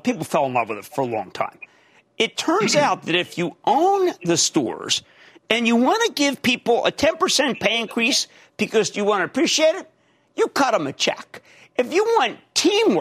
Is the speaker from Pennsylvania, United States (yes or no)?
yes; Philadelphia, Pennsylvania, United States; I'm from Philly